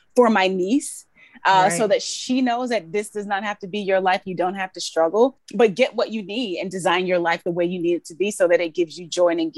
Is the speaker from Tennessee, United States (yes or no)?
no; Georgia, United States; moved away as an adult; also born or lived in Alabama; now in New York, United States; I was born in Alabama, Grew up in Georgia